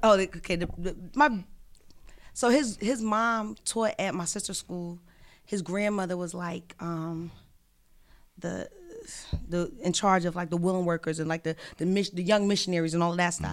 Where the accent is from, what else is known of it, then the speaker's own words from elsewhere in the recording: Philadelphia, Pennsylvania, United States; moved away as an adult; also born or lived in Atlanta / New York; I'm from West Philadelphia